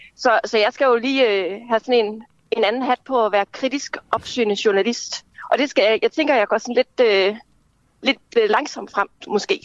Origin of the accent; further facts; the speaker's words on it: Kalundborg, Zealand, Denmark; also born or lived in Slagelse / Høng; now in Copenhagen, Denmark; jeg er oprindeligt fra Kalundborg-området, fra Vestjylland.